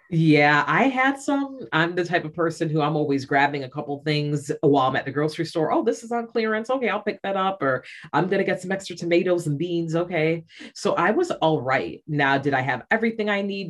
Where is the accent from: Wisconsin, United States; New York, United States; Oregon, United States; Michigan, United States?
New York, United States; Rochester; now in Shanghai, China; I'm from upstate New York. I'm from Rochester, and um, where I live currently is Shanghai, China.